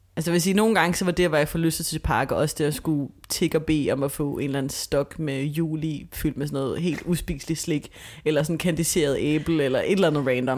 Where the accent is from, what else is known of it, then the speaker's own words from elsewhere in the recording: Copenhagen, Capital Region of Denmark, Denmark; nu er jeg vokset op på Østerbro